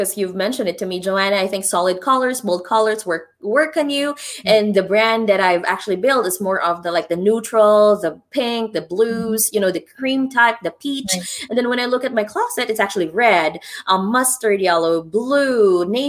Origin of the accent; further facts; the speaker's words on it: Philippines; moved away; I grew up in the Philippines